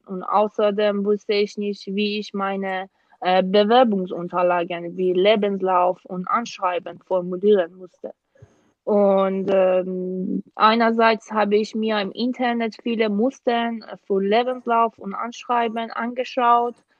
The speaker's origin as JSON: {"language": "German", "country": "Iran", "second_language": "German", "moved": "as an adult", "lives_now": "Germany", "said": "komme aus dem Iran und seit dem Jahr 2016 bin ich äh, wegen meines Masterstudiums in Deutschland"}